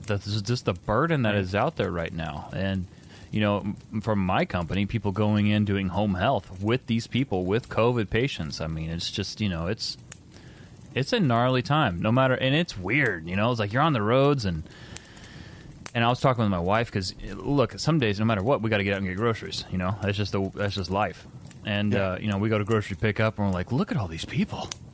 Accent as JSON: {"language": "English", "region": "Indiana", "country": "United States", "said": "I'm from Indiana."}